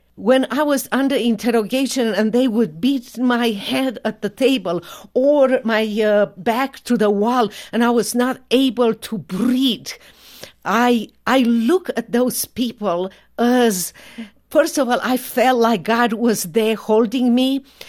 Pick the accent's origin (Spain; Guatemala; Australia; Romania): Romania; English is a second language; moved away as an adult; now in United States